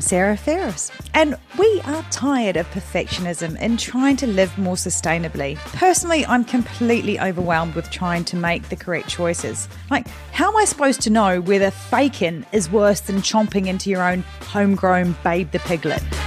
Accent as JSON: {"language": "English", "country": "New Zealand", "moved": "yes", "lives_now": "United Kingdom"}